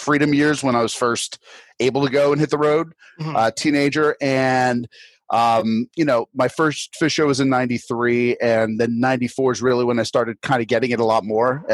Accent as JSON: {"language": "English", "area": "Rockland County", "region": "New York", "country": "United States", "tie": "born or raised there", "moved": "as an adult", "lives_now": "Portland, United States", "said": "grew up about a half hour north of New York City in a place, Rockland County"}